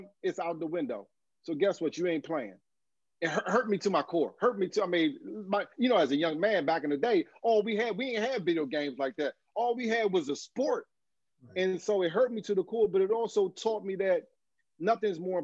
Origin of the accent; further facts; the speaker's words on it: Fort Washington, Maryland, United States; also born or lived in Philadelphia; I love my hometown